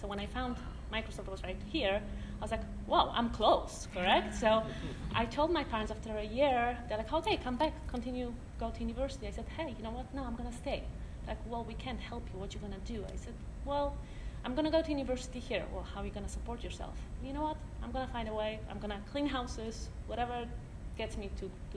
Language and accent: English; Poland; moved away; I grew up in Poland in a very small town